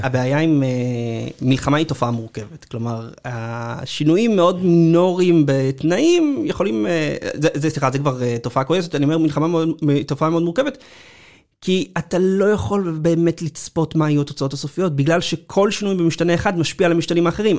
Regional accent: Israel; לנו כישראלים

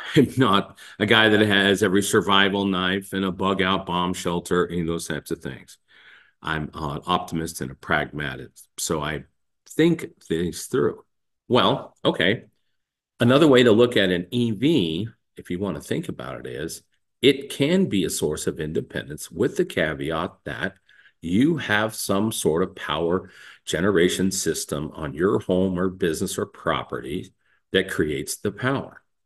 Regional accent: the West, United States; growing up in the West

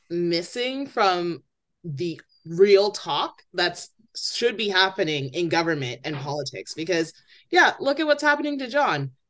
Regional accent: Toronto, Ontario, Canada; disruptions and rowdiness is a part of growing up in Toronto.

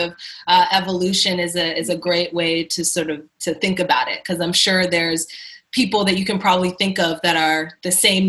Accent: Toronto, Ontario, Canada; I'm from Toronto, which is the more famous part of Canada than Windsor

